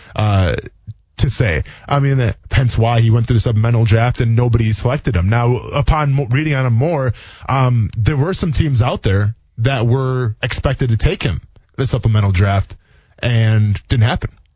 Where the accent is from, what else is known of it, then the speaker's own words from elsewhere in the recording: Midwest, United States; moved away; I'm coming from the Midwest here, where everything's hot to me